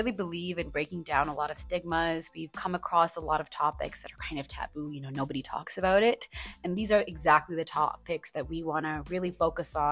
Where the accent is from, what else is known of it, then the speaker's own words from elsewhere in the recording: India; moved away; I was actually born and brought up in India